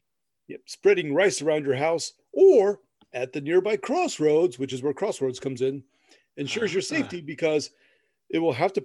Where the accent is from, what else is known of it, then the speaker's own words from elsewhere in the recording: Midwest, United States; We're from the Midwest, damn it.